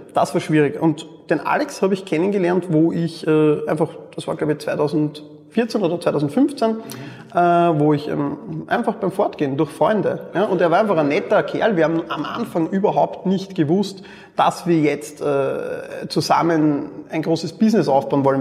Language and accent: German; Mödling district, Lower Austria, Austria; ich bin neben Wien aufgewachsen im Bezirk Mödling